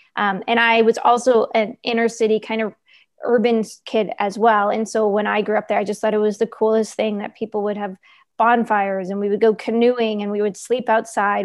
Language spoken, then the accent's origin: English; New York, United States; moved away; I was born and raised in New York